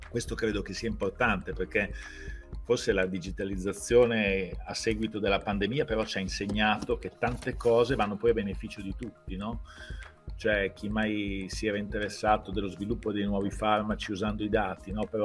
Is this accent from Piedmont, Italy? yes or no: no; Bologna, Emilia-Romagna, Italy; io sono bolognese, ma ho sempre lavorato in aziende e fuori da Bologna